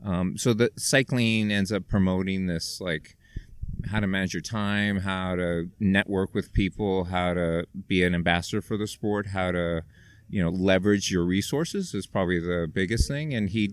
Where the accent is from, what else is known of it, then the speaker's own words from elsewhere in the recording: Bay Area, California, United States; I am from the Bay Area. I just raced the 55 plus. I'm a 60-year-old